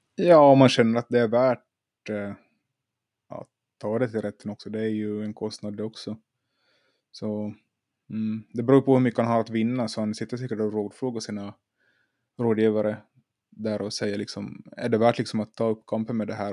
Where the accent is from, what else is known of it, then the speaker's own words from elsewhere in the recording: Finland; now in Sweden; jag är också i, som Anders i Finland. Jag är i mina hemtrakter